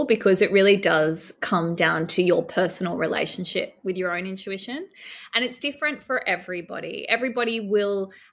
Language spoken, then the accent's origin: English; Sydney, New South Wales, Australia; moved away as an adult; now in Byron Bay, Australia; I grew up in Sydney and work always took me back to Sydney